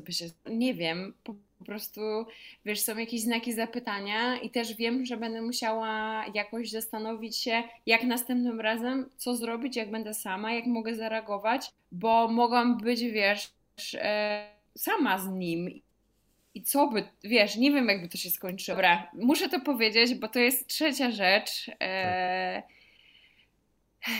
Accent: Poland; skąd jestem, a ja mówię, że z Polski

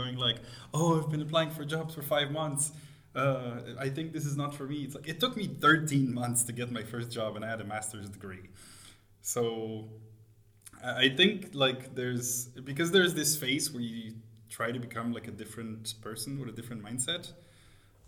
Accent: Montreal, Quebec, Canada; moved away as an adult; now in Berlin, Germany; I'm originally from Montreal. I moved to Berlin about 10 years ago now.

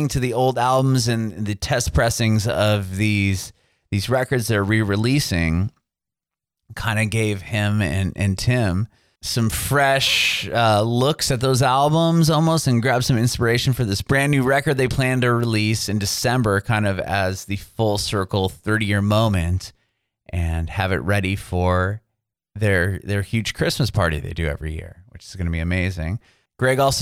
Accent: San Diego, California, United States; moved away; also born or lived in San Francisco, California; I'm from San Diego originally.

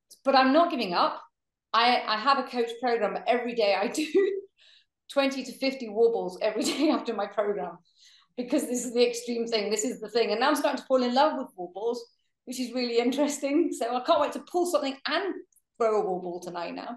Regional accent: Manchester, North West England, United Kingdom; growing up in Manchester

